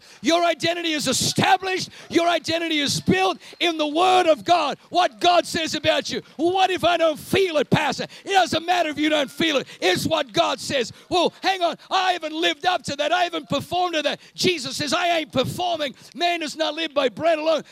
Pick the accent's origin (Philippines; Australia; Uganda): Australia; moved away as an adult; also born or lived in Germany; now in New Zealand; I grew up in Australia